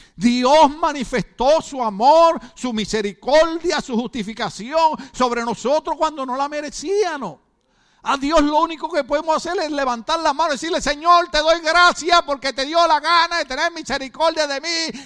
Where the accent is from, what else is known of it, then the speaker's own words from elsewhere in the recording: Puerto Rico; now in United States; lo nervioso que somos los boricuas